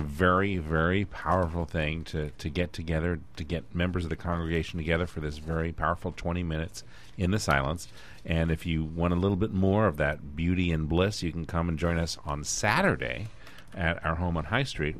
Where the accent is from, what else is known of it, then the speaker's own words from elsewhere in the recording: Washington, District of Columbia, United States; I come from the Washington D.C. area.